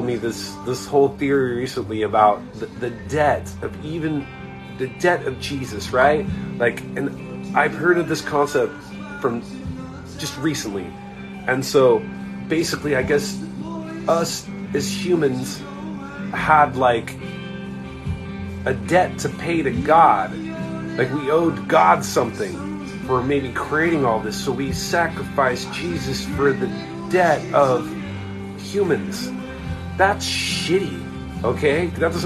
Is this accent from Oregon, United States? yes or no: no; Orange County, California, United States; I grew up in Orange County